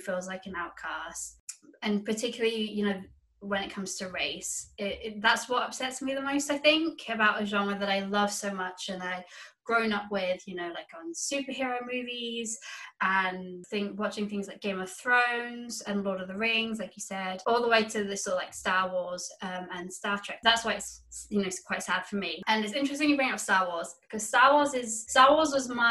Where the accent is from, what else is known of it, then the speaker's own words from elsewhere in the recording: United Kingdom; I grew up in a very white area of the UK.